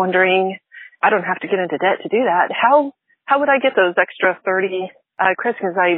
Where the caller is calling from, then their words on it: Nixa, Missouri, United States; I'm calling from Nixon, Missouri.